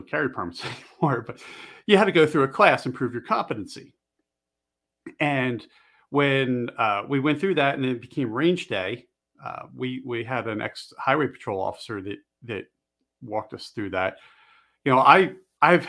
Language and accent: English; just outside of Philly, Pennsylvania, United States; also born or lived in Maryland; now in Montana, United States; I grew up in Pennsylvania, just outside of Philly, and we ended up living in Maryland.